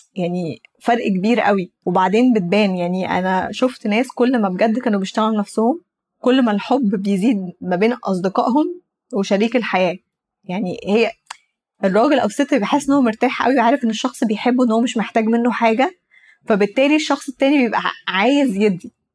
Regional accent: Egypt; انا مثلا مصريه عربيه

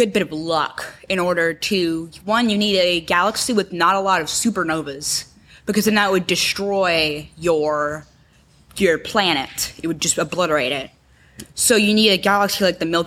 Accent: Houston, Texas, United States; born in Houston, Texas in 2009.

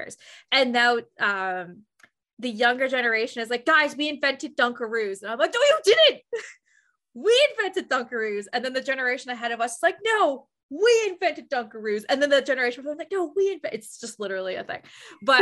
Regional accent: Canada; I'm actually 14 years old and I'm from Canada

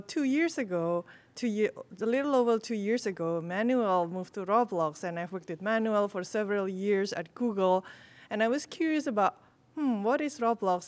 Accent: Indonesia; I'm from Indonesia

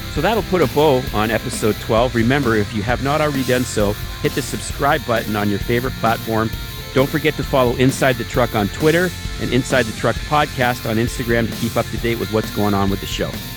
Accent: London, Ontario, Canada; also my hometown as well

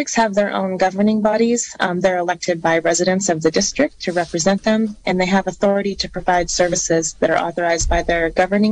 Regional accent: Covelo, California, United States; moved away as an adult; also born or lived in Grass Valley; I grew up in Covelo and attended Humboldt State University

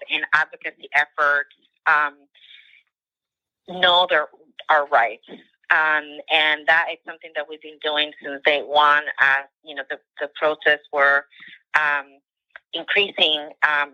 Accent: New York City, New York, United States; growing up in Jackson Heights, Queens, as an immigrant community and as part of an undocumented family

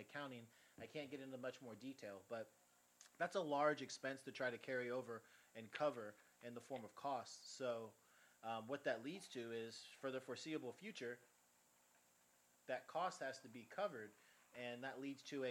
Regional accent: Georgia, United States; moved away as an adult; also born or lived in California; now in Florida, United States; I was born in California, raised mostly in Georgia until I graduated high school

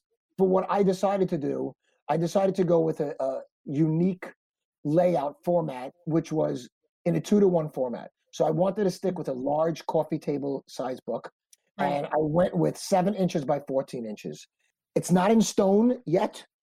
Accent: New York City, New York, United States; I'm from Brooklyn

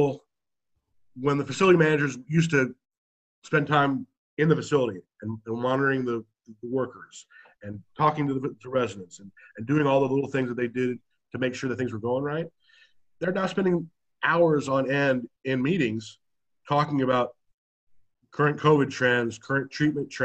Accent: Texas, United States; I'm from Texas

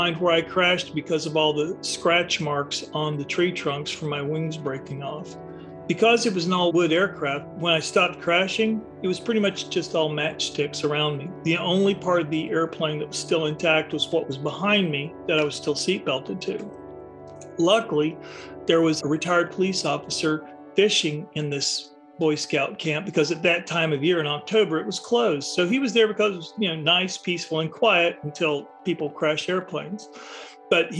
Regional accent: the South, United States; I was growing up in the South in the 1960s

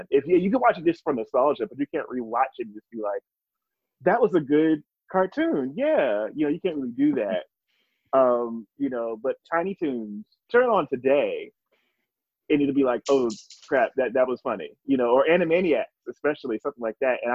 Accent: New Jersey, United States; moved away; I'm from New Jersey.

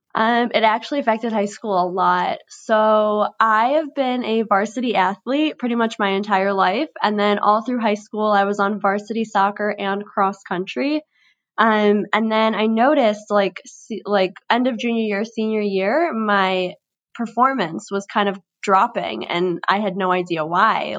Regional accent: Chicago, Illinois, United States; I'm twenty-two years old, born and raised in Chicago.

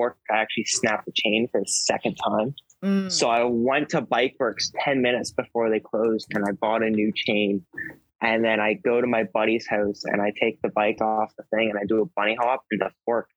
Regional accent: Ontario, Canada; moved away; I grew up in Ontario

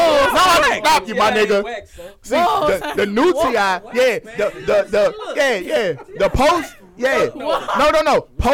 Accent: Lakewood, Washington, United States; now in Louisiana, United States

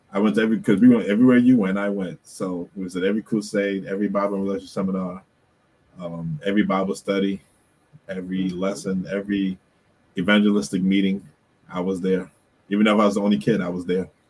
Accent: Bermuda; we used to have family worship growing up in Bermuda

